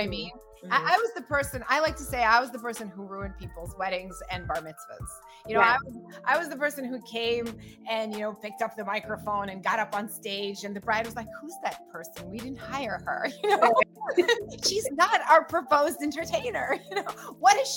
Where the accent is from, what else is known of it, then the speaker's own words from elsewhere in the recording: United States; first language Russian; English is a second language; also born or lived in Russia; I was born in Russia and I immigrated to America, and we came here as political refugees